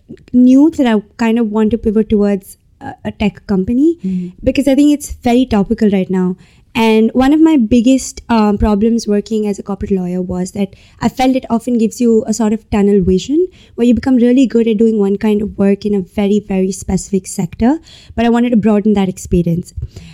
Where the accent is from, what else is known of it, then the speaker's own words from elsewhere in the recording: India; So I come from India. I moved around a lot when I was a child in India growing up.